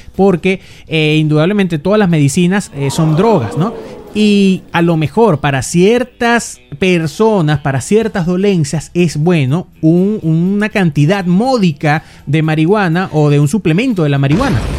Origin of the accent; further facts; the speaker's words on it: Venezuela; moved away; como buenos venezolanos que somos